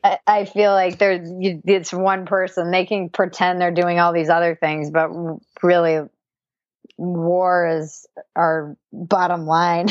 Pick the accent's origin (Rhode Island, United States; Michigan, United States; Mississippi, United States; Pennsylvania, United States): Rhode Island, United States; East Coast; I come from the East Coast